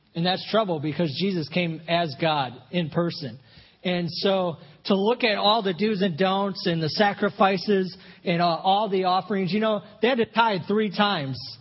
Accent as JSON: {"language": "English", "town": "Flint", "region": "Michigan", "country": "United States", "tie": "born or raised there", "moved": "as an adult", "said": "my wife and I grew up in Flint, Michigan"}